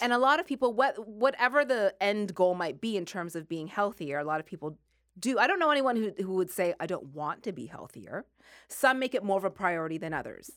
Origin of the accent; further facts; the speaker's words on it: Sackville, Nova Scotia, Canada; moved away as an adult; I lived in Sackville, Nova Scotia.